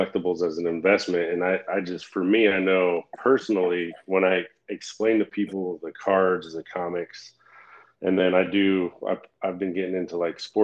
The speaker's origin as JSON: {"language": "English", "town": "Flagler Beach", "region": "Florida", "country": "United States", "tie": "born or raised there", "said": "that's where I grew up, is right there"}